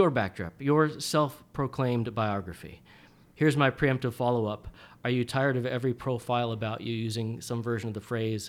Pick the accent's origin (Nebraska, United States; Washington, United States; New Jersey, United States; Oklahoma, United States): Washington, United States; Bellevue; I grew up in Bellevue.